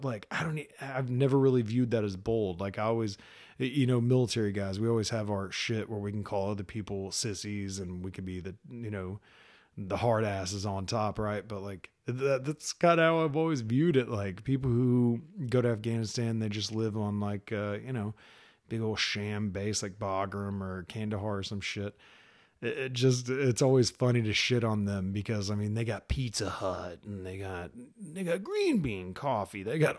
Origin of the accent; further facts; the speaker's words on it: Dallas, Texas, United States; I was originally from Dallas, Texas, joined the Army when I was 22, moved to North Carolina.